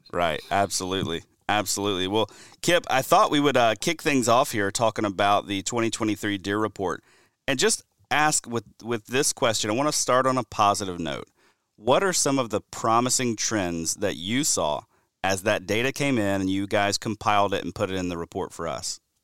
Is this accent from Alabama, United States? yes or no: yes; Alabama, United States; my home state of Alabama